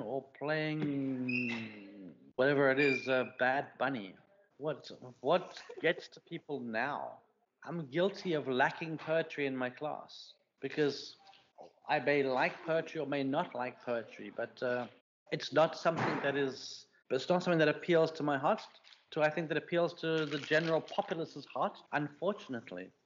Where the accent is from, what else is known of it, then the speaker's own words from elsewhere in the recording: South Africa; moved away; my reaction to being South African